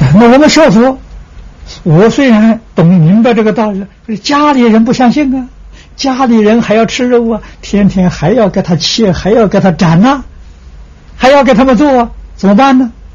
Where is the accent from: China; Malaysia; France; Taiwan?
China; moved away; also born or lived in United States; 我们中国人